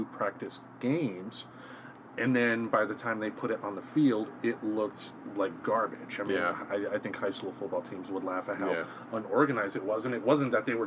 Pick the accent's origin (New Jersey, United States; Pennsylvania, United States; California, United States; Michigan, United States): Michigan, United States; Grand Rapids; moved away; back in Grand Rapids, we had the Grand Rapids Grizzlies